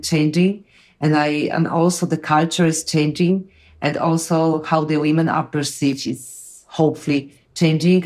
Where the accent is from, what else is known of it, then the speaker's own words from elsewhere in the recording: Poland; English is a second language; I'm from Poland. We are very close to the war